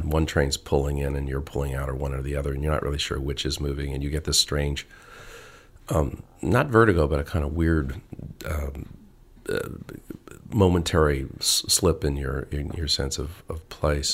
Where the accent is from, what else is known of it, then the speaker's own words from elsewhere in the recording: Arizona, United States; moved away as an adult; also born or lived in Ohio / Los Angeles; I, I grew up, I was from Ohio and I grew up in Arizona and then I, um, went to college in, in, uh, in Los Angeles